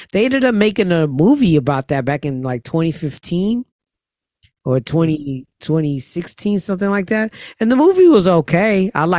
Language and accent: English; Amityville, New York, United States; I'm from Amityville.